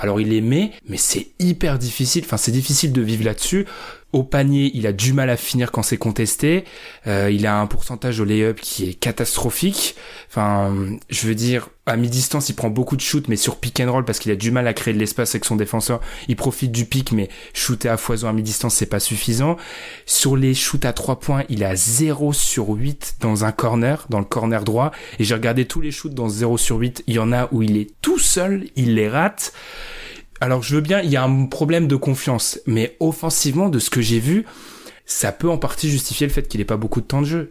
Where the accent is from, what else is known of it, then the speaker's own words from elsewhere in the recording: France; on est français